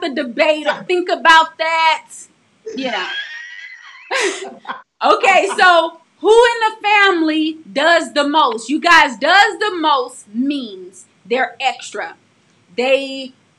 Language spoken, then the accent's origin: English; St. Louis, Missouri, United States; growing up in St. Louis, we experienced so much. I mean, the poverty was real.